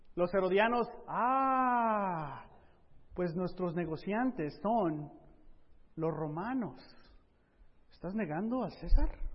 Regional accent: Mexico; now in Southern California, United States; hablándote aquí como mexicano

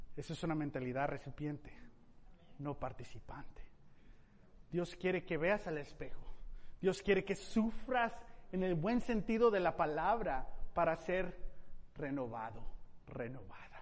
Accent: Mexico; Como mexicano, Padre, me siento ah, entusiasmado en las posibilidades de, de cambio en la cultura mexicana

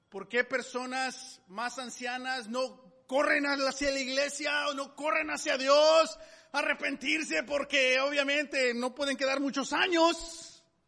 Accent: Mexico; moved away; Yo, yo nací en México

